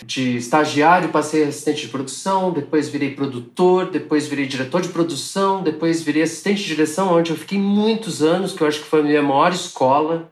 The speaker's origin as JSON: {"language": "Portuguese", "town": "Curitiba", "region": "Paraná", "country": "Brazil", "tie": "born or raised there", "said": "nos anos 80, em Curitiba, onde eu nasci."}